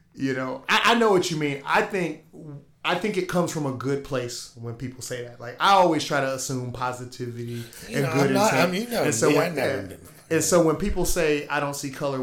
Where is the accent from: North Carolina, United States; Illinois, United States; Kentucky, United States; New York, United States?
North Carolina, United States; now in Tacoma, United States; growing up in North Carolina